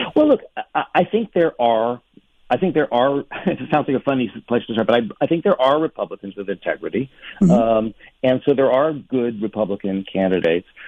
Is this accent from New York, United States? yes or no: yes; New York, United States; I grew up in New York